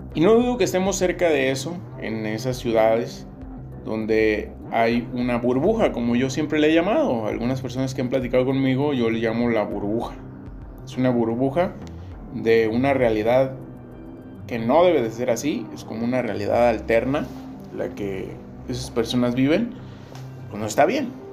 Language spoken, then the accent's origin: Spanish; Tierra Caliente, Mexico; de la parte de donde soy, de, Tierra Caliente